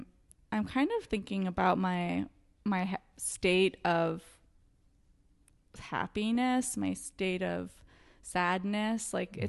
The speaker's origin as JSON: {"language": "English", "area": "Orange County", "region": "Southern California", "country": "United States", "tie": "born or raised there", "said": "Orange County."}